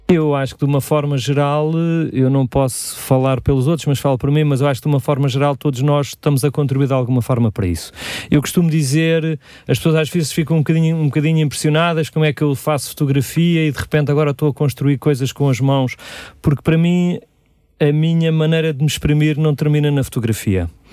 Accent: Sintra, Lisbon, Portugal; eu sou aqui de Sintra, vivo em Magoito

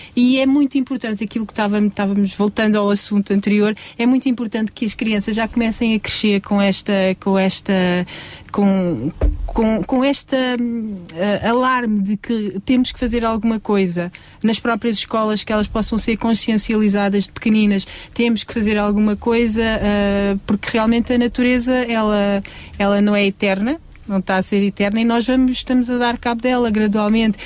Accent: Sintra, Lisbon, Portugal; eu sou de Sintra

